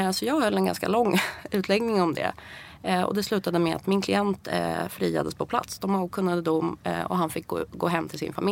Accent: Iran; Swedish is a second language; now in Sweden; Och då känner jag ju hela tiden att eh, jag kommer ju från Iran. Det finns lite hederskontext även i Iran

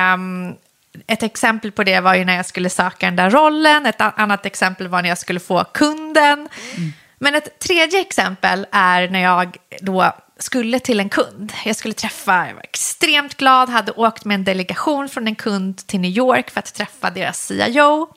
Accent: Solna, Stockholm County, Sweden; born or raised there; also born or lived in Iran / Husby

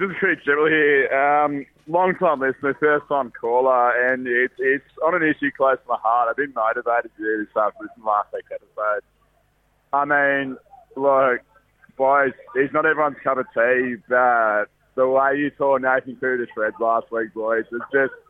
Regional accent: Penrith, New South Wales, Australia; I am from Penrith

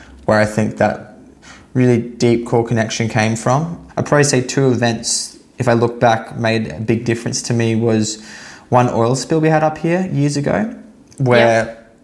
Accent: Sunshine Coast, Queensland, Australia; I grew up on the Sunshine Coast in Queensland.

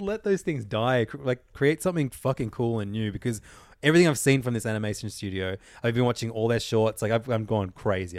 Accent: Ireland; moved away; my home country

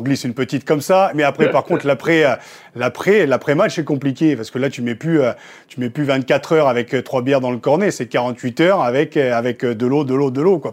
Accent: Picardy, Hauts-de-France, France; je suis picard

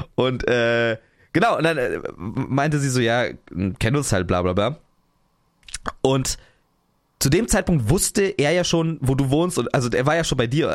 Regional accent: Potsdam, Brandenburg, Germany; moved away as an adult; now in Cologne, Germany; So, ich bin ja da in der Region aufgewachsen. Ähm, ich ich komme ja, ich komme nicht aus Berlin, aber ich komme aus Potsdam

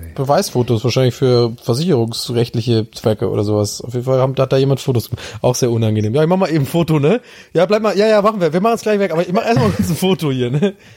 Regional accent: Tübingen, Baden-Württemberg, Germany; wenn ich nach Tübingen gehe, dann bin ich ja in hm. meiner Heimat.

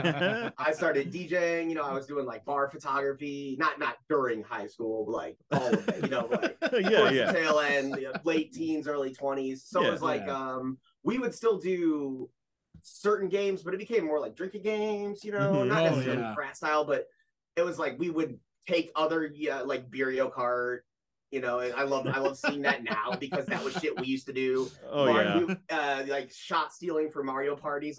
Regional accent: Ohio, United States; I'm originally from Ohio

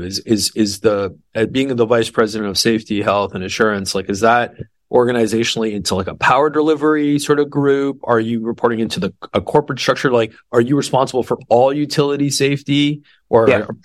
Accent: Toronto, Ontario, Canada; now in Texas, United States; I'm from Toronto

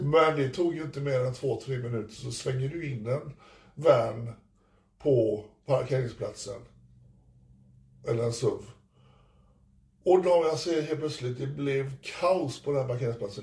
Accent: Sweden; jag är från Sverige

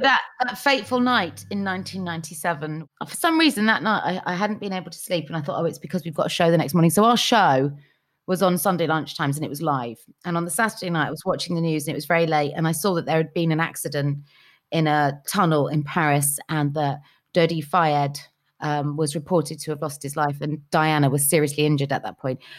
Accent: Cheltenham, South West England, United Kingdom; now in London, United Kingdom; I was from Cheltenham.

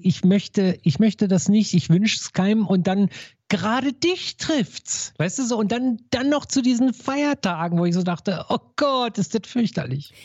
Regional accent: Berlin, Germany; als Berliner

